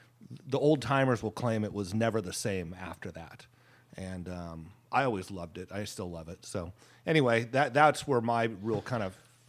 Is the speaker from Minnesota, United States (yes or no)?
no; Petaluma, California, United States; my introduction to cheese, besides cheddar and Monterey Jack, was growing up in Petaluma. My aunt and uncle lived right down the street from Marin French Cheese, and so we used to go there on weekends and sit out.